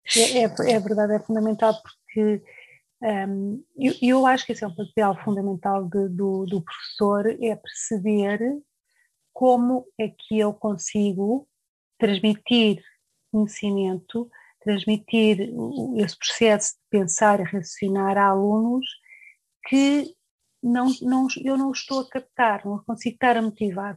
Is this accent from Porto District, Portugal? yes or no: no; Lisbon, Portugal; moved away as an adult; also born or lived in Coimbra; now in Germany; eu nasci uh, em Coimbra, mas foi só mesmo nascer, porque aos seis meses um, vim para Lisboa uh, com os meus pais, claro, e portanto desde aí vivi sempre, uh, o tempo que vivi em Portugal vivi em Lisboa e, e considero-me uma alfacinha de, de Lisboa